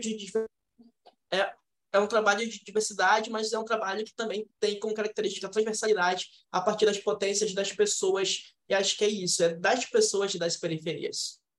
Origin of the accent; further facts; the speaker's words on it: Belém, Pará, Brazil; a gente é da Cabanagem, a gente é do lado oposto da cidade